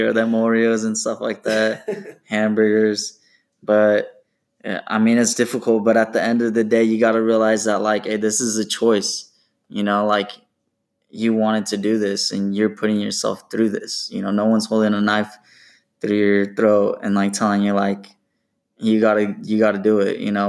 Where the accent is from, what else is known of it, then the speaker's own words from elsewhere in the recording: Portland, Oregon, United States; also born or lived in Corvallis, Oregon; I was born and raised in Portland, Oregon